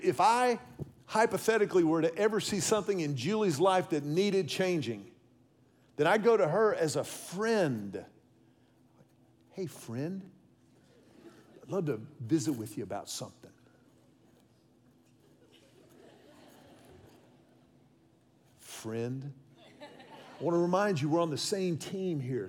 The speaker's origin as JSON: {"language": "English", "town": "Houston", "region": "Texas", "country": "United States", "tie": "born or raised there", "said": "my pastor growing up in Houston"}